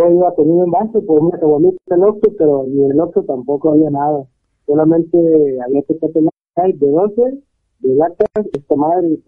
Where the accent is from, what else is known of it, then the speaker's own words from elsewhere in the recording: Ciudad Mante, Tamaulipas, Mexico; now in Monterrey, Mexico; yo no soy regio, güey. Vivo aquí, aquí de trabajo pero yo soy de Tamaulipas